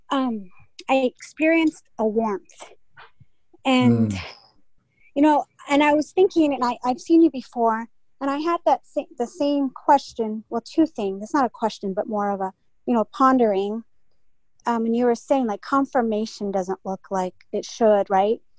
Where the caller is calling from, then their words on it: California, United States; I'm … from California